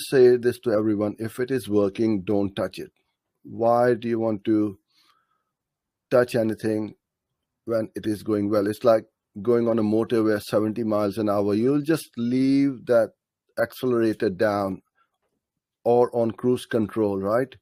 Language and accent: English; Karachi, Sindh, Pakistan; From Karachi, my hometown.